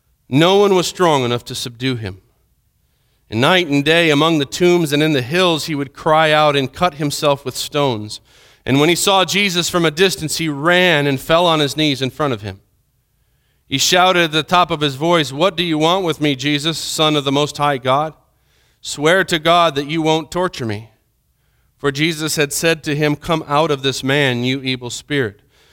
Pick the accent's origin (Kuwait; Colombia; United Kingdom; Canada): Colombia; Villavicencio, Meta; I remember growing up in Colombia, there was a certain street in Villavicencio that we would go to, and my mom and dad would go and shop at this one store.